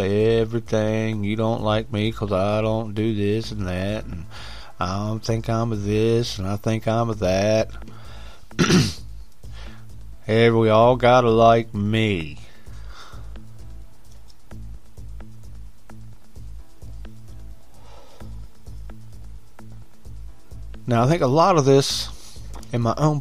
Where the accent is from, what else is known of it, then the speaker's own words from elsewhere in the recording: West Virginia, United States; I'm from West Virginia